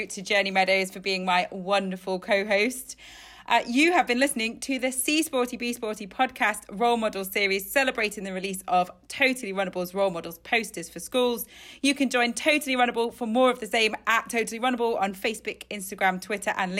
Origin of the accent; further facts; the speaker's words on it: Isle of Man; I'm from the Isle of Man